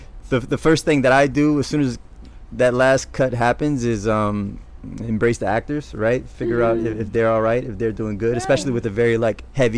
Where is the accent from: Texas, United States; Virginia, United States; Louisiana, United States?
Louisiana, United States; New Orleans; Growing up in New Orleans, there is a certain way, a certain moxie that kids have when they walk around and they talk to one another.